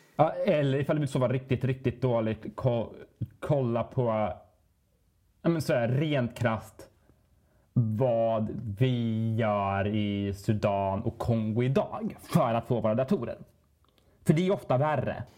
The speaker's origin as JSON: {"language": "Swedish", "country": "Sweden", "said": "vi svenskar"}